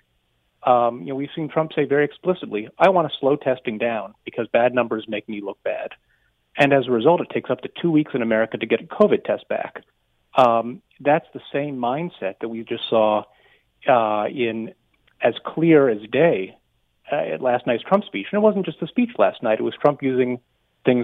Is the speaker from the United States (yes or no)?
yes; United States; moved away as an adult; now in Canada; my home country